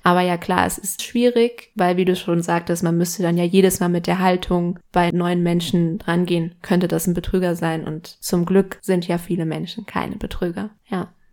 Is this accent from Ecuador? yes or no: yes; Ecuador; moved away; bei uns in Ecuador